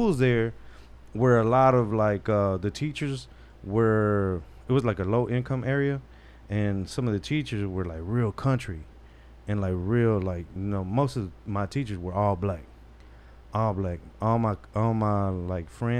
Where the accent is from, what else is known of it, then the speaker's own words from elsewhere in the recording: Dallas, Texas, United States; accent: urban; I talk to Slang because I come from from Oak Cliff